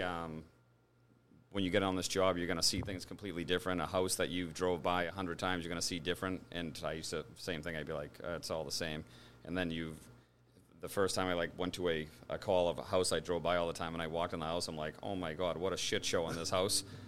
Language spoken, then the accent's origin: English; Braintree, Massachusetts, United States; born and raised in Braintree